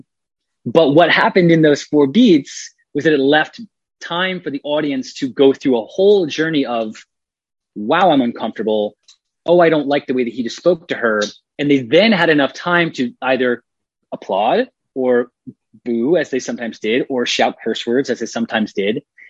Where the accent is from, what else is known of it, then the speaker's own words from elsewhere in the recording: Atlanta, Georgia, United States; I was raised in Atlanta in a very polite, you know, mannered family.